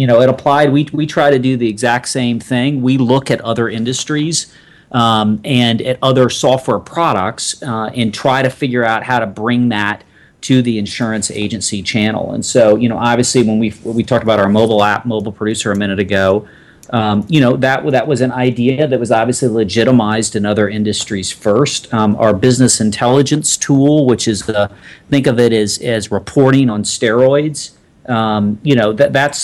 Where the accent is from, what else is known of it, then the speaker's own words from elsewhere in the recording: Atlanta, Georgia, United States; moved away as an adult; also born or lived in North Carolina; I grew up in Atlanta, Georgia